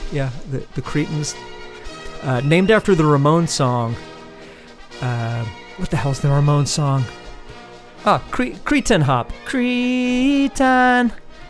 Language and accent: English; United States; I say Hefe because I'm American.